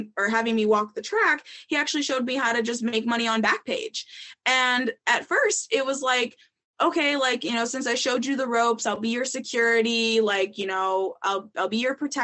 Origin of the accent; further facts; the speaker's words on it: Minnesota, United States; moved away as an adult; I was from Minnesota, that I hadn't been there that long